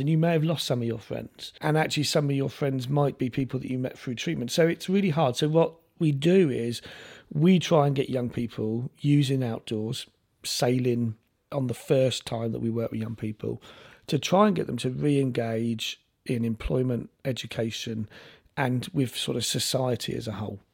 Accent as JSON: {"language": "English", "region": "London", "country": "United Kingdom", "tie": "born or raised there", "also_born_or_lived": "Lewisham", "moved": "as an adult", "lives_now": "Isle of Wight, United Kingdom", "said": "I grew up in South London"}